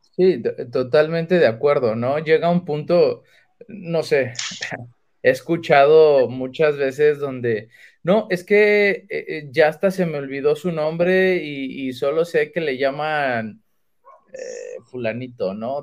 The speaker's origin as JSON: {"language": "Spanish", "country": "Mexico", "said": "como mexicanos"}